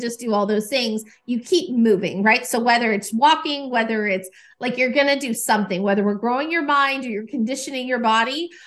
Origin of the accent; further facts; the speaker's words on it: Nashville, Tennessee, United States; I'm here in Nashville. This is my hometown